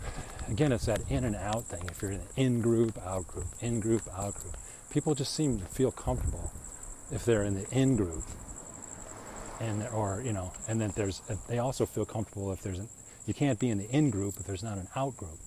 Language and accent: English; United States; us Americans